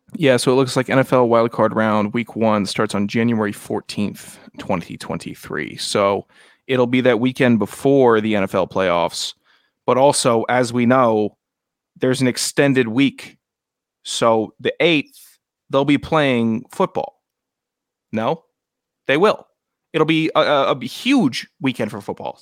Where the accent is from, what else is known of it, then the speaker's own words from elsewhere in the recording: Virginia, United States; I'm from Virginia, not Mars.